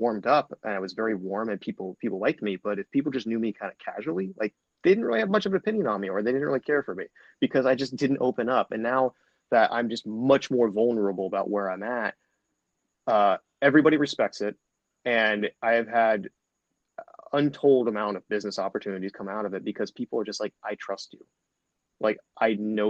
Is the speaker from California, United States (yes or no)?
no; Dayton, Ohio, United States; I grew up in Dayton, Ohio. I'm still here in Dayton, Ohio